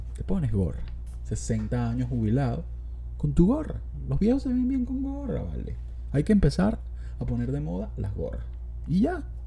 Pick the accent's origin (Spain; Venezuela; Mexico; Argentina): Venezuela; Los Teques, Miranda; yo nací en Los Teques